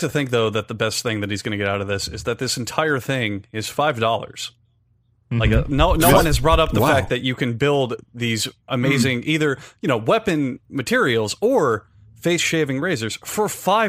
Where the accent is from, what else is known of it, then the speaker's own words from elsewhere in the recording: United States; because I'm American.